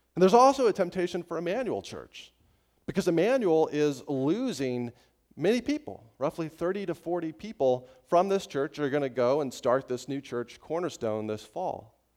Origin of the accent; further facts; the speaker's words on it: Estes Park, Colorado, United States; in my hometown of Estes Park, Colorado, when I was growing up